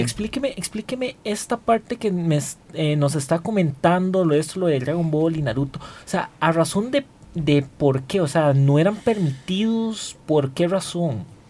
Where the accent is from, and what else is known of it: Costa Rica